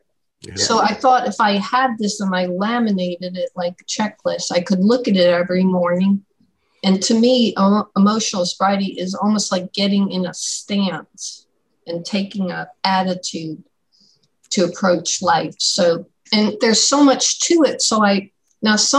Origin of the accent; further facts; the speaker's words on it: Shreveport, Louisiana, United States; I'm from Shreveport, Louisiana